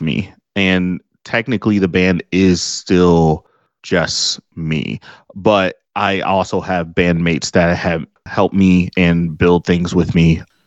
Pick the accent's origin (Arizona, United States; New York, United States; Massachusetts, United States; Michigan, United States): Michigan, United States; Detroit; I drove to my old street where I was born here in Detroit